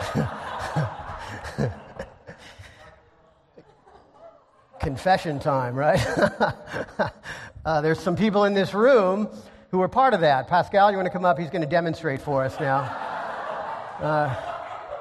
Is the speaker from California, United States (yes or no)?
yes; Encinitas, California, United States; I grew up in Encinitas